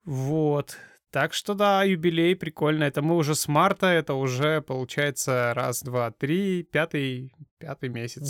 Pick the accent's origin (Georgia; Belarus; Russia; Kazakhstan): Kazakhstan; мы э, сами из Казахстана